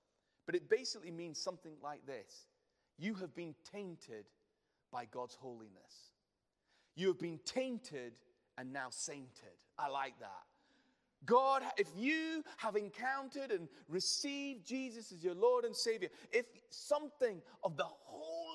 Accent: United Kingdom; We're too British

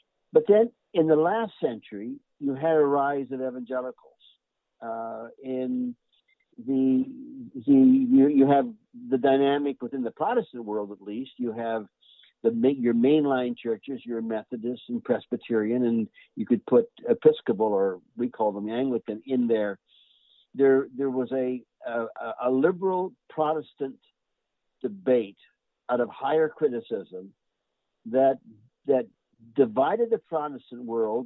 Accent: Canada; I'm a Canadian

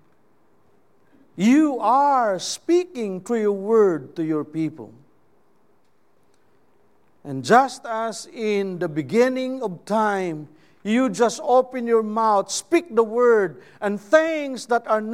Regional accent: Philippines; first language Cebuano; English is a second language; I am a Filipino

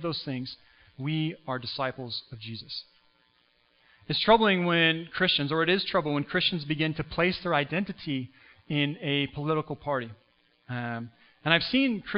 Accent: United States; now in Canada; I was born in the U.S., so I'm an American citizen

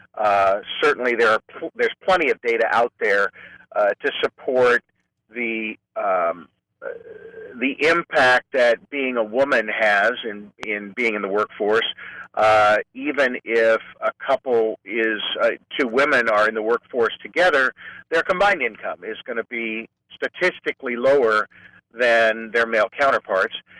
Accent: Clovis, California, United States; moved away as an adult; also born or lived in Fresno / Modesto; now in San Francisco, United States; I'm a native Californian. I grew up in Fresno in the farm region, actually in Clovis.

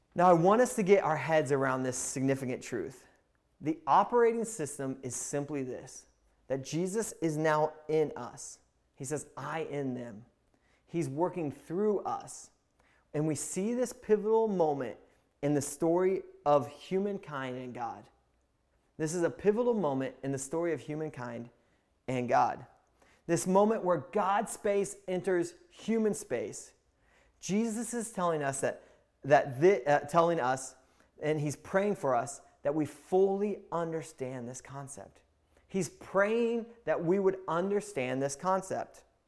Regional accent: Indiana, United States; I'm from Indiana

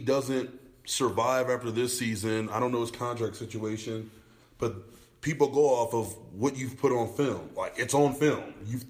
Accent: Buffalo, New York, United States; now in Colorado, United States; I'm a Buffalo native, mm-hmm. the only fan I've ever been of a football team outside of the Broncos, obviously growing up in Buffalo

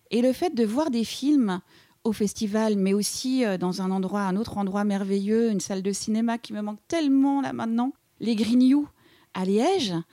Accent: Quebec, Canada; now in Paris, France; Donc je suis venue du Québec, je suis venue à Paris parce que j'avais rencontré, un garçon

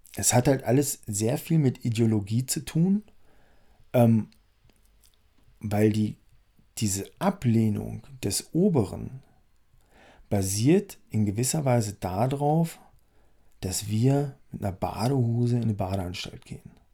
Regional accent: Harz, Germany; der kommt aus dem Harz, wo ich herkomme

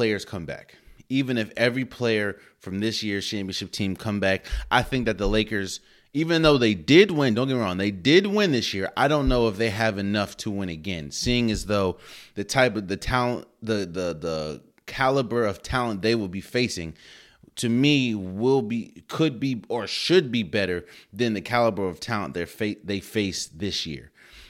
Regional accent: Maryland, United States; Everyone knows I was born and raised in Maryland.

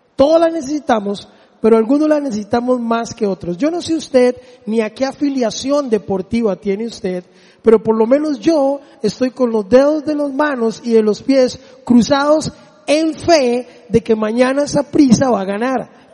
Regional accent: Desamparados, San José, Costa Rica; mi pueblo ahí en Desamparados

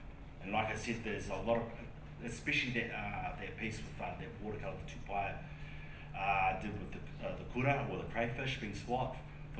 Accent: Hamilton, Waikato, New Zealand; So I'm from Hamilton, but my family originally from the East Coast.

